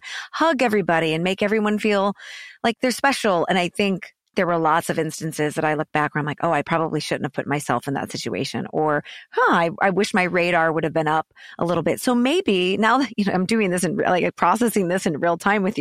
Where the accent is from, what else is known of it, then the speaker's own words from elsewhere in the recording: St. Louis, Missouri, United States; I'm a big city, small town girl. I'm from St. Louis